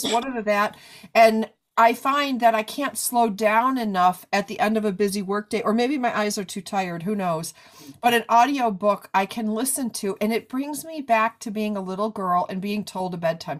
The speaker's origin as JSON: {"language": "English", "region": "New York", "country": "United States", "said": "I'm a New Yorker."}